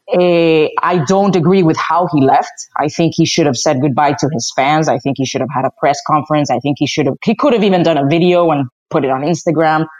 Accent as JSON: {"language": "English", "town": "Madrid", "region": "Community of Madrid", "country": "Spain", "tie": "born or raised there", "also_born_or_lived": "Dominican Republic", "moved": "as an adult", "lives_now": "United States", "said": "I was born in the Dominican Republic, but raised in Madrid, Spain."}